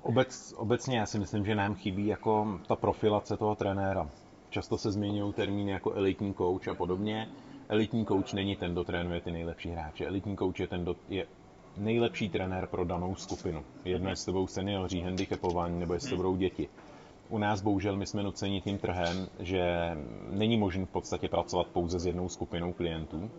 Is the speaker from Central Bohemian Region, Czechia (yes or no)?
no; Plzeň, Plzeň Region, Czechia; also born or lived in Mariánské Lázně; pocházím z Plzně